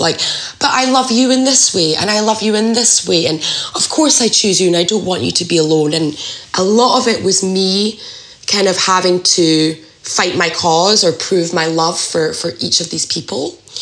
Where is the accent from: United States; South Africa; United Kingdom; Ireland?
United Kingdom; Scotland; moved away as an adult; I'm from Scotland, and I, that's where I, I grew up